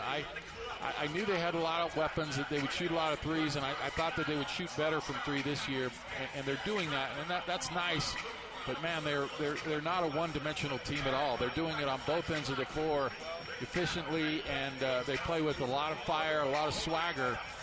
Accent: Salt Lake City, Utah, United States; I grew up in Salt Lake

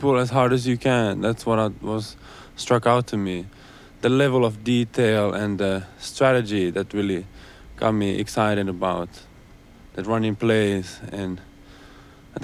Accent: Helsinki, Uusimaa, Finland; moved away as an adult; now in West Virginia, United States; I'm from Helsinki, Finland. It's the capital of Finland.

